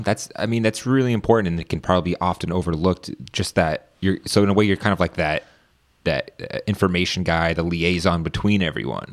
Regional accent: Northern Virginia, United States; I grew up in Northern Virginia

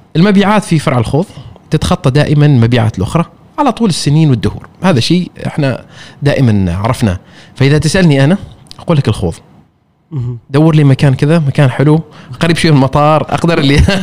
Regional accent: Oman; انا عماني وانا سائح

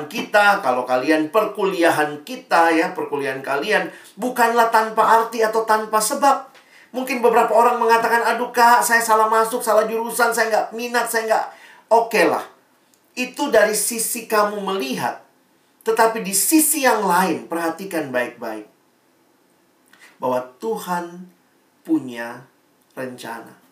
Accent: Makassar, South Sulawesi, Indonesia; Jadi saya SMA-nya di Makassar, teman-temannya saya anak daerah

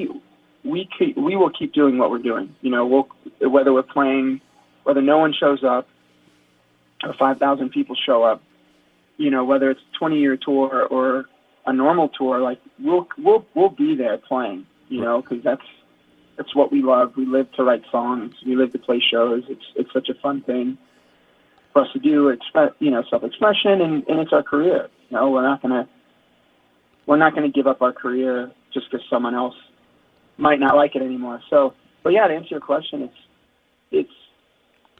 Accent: South Florida, United States; growing up in South Florida

